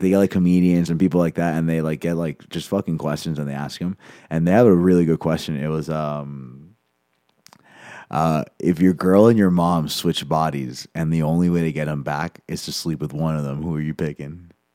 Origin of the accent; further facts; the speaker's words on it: Venezuela; now in Denver, United States; I'm from Venezuela